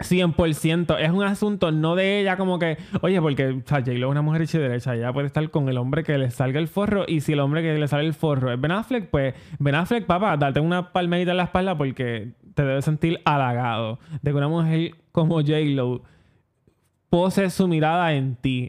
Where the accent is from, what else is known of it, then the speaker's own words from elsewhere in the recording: Puerto Rico; como buenos puertorriqueños